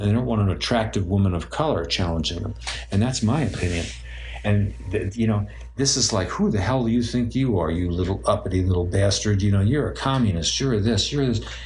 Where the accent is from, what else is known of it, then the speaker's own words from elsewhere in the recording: New York City, New York, United States; I grew up in Brooklyn.